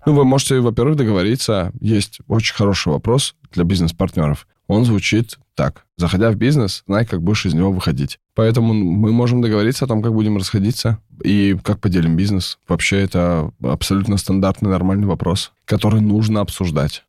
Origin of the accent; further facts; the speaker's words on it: Kamchatka Krai, Russia; moved away; я сам с Камчатки, у меня мама врач, папа военный